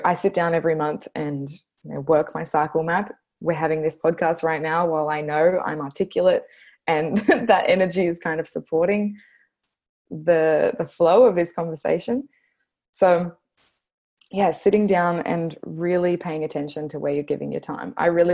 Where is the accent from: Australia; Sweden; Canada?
Australia; accent: Bogan Australian; my Bogan Australian accent